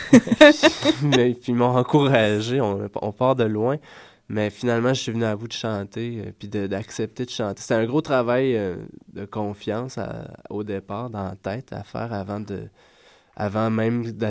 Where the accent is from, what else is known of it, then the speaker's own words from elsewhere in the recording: Quebec, Canada; Euh, je viens de l'Outaouais.